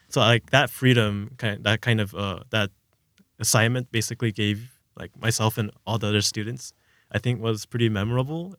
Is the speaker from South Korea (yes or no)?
yes; South Korea; moved away; I'm from Korea, so I've had a background in Korean, kind of, like, just speaking with my parents